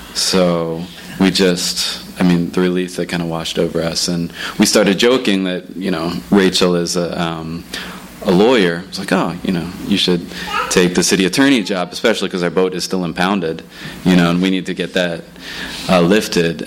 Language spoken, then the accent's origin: English; Philadelphia, Pennsylvania, United States; moved away as an adult; also born or lived in Sitka, Alaska; growing up in Philly, especially downtown